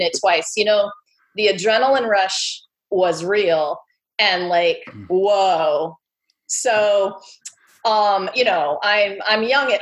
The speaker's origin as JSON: {"language": "English", "region": "California", "country": "United States", "tie": "born or raised there", "said": "I grew up in California"}